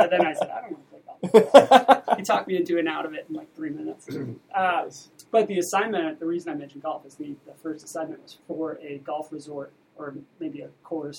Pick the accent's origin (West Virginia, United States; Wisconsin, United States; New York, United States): New York, United States; Long Island; moved away as an adult; also born or lived in Boston; now in Scottsdale, United States; I'm originally from Long Island, New York.